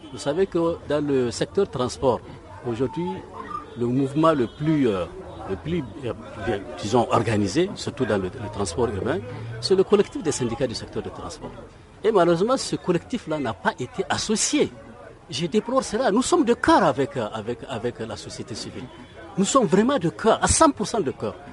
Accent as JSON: {"language": "French", "region": "Kinshasa", "country": "DR Congo", "tie": "born or raised there", "said": "J'ai grandi à Matongé"}